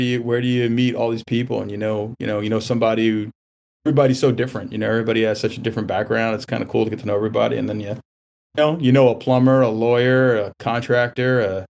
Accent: New York, United States; moved away as an adult; now in Maryland, United States; most of the family is in Queens and Long Island, so we were Islander fans. Now, you know, it was great growing up in New York in the 80s.

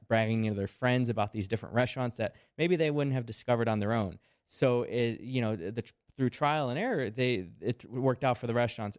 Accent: Chicago, Illinois, United States; I'm from Chicago.

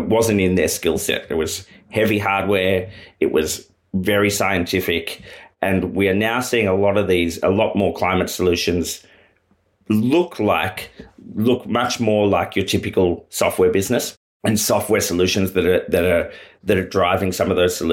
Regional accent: Australia; As an Australian

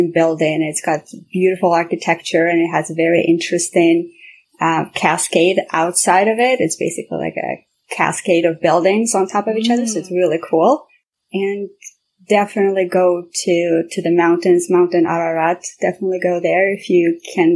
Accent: Kyiv, Ukraine; also born or lived in Armenia / London, United Kingdom; now in Toronto, Canada; I grew up in Kiev, in the capital

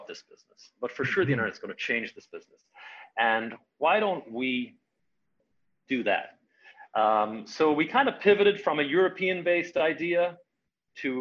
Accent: Ireland; moved away as an adult; also born or lived in California; now in United States; I had come over to the United States, I'm Irish originally, come over to the United States in 1997

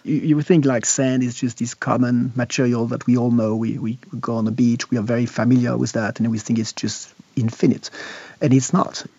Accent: Switzerland; I'm from Switzerland

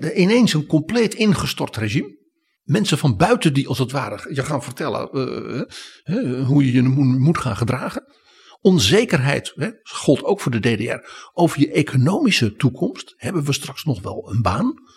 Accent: Netherlands; wij als Nederlanders

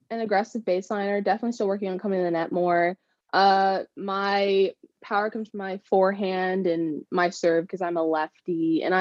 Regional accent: El Segundo, California, United States; also born or lived in Florida; I am from California. I grew up in El Segundo, and I moved around a lot, but I yeah, my hometown is definitely El Segundo.

